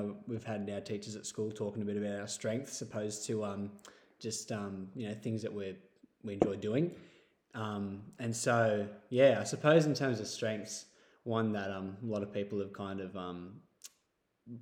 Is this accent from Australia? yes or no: yes; Sydney, New South Wales, Australia; now in Taree, Australia; I grew up in Sydney area, just on the other side of Westmead